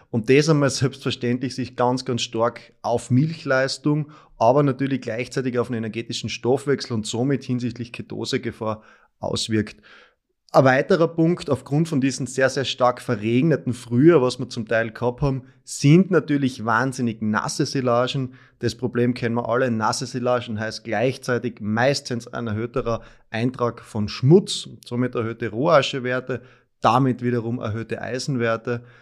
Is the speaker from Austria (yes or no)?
yes; Styria, Austria; now in Graz, Austria; ich komme aus der Obersteiermark, aus dem Bezirk Mura